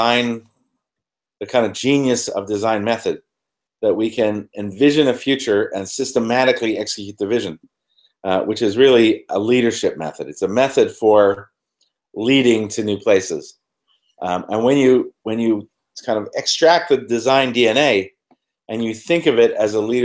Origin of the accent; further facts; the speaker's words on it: Ontario, Canada; moved away as an adult; also born or lived in London; I was born in Canada, northern Canada, about 6 hours north of Toronto